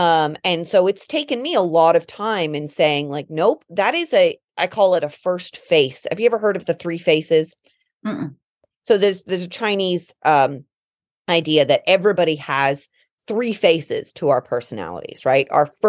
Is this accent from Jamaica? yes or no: no; London, United Kingdom; also born or lived in Colorado / East Coast, United States; now in United States; growing up in England